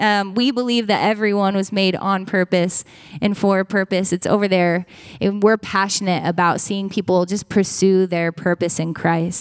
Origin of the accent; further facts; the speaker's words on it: Medford, Oregon, United States; moved away as an adult; also born or lived in Eugene, Oregon; we come from Medford, Oregon, and we met at Joy Church Medford long, long time ago. I was a teenager